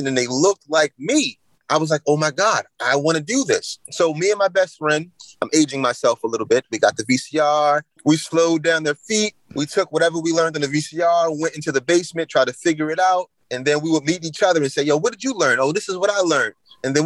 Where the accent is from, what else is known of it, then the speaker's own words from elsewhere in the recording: Philadelphia, Pennsylvania, United States; I'm from South Philadelphia. I grew up in that culture of basketball.